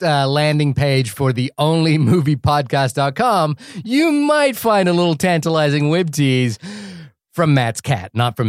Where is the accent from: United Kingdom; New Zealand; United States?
New Zealand; also born or lived in France; It's the New Zealand and France.